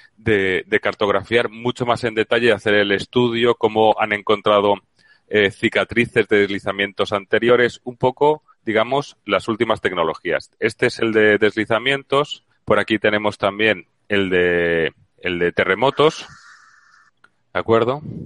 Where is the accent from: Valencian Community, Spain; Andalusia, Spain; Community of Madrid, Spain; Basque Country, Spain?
Valencian Community, Spain; Valencia; now in Seville, Spain; Valencia, que es de donde yo soy